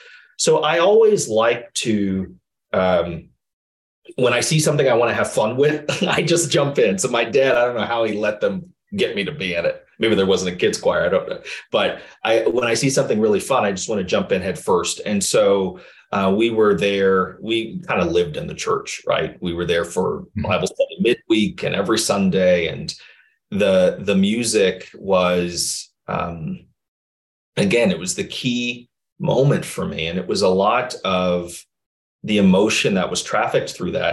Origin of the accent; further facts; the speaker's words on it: Chicago, Illinois, United States; I grew up in the South Side of Chicago